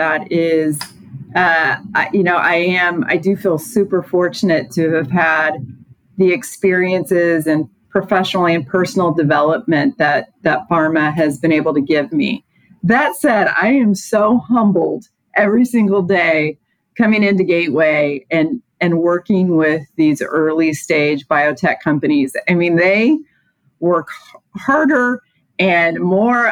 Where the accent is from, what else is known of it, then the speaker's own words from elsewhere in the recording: Indiana, United States; growing up in Indiana